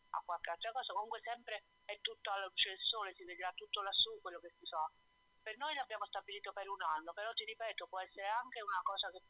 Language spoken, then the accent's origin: Italian; Naples, Campania, Italy; moved away as an adult; now in Bra, Italy; Io vivo a Bra, in Piemonte, però sono napoletana.